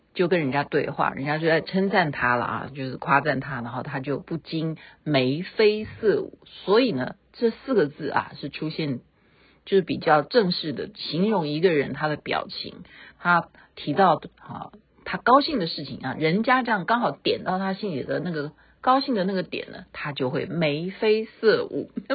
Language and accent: Chinese; Taiwan; 我们台湾话